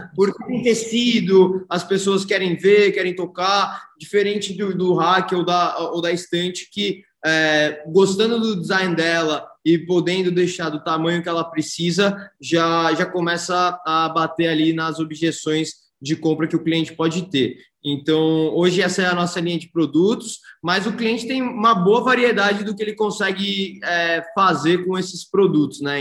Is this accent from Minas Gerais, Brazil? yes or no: no; Santos, São Paulo, Brazil; moved away as an adult; now in São Paulo, Brazil; Eu sou nascido e criado em Santos eu fui para São Paulo para estudar administração de empresas na GV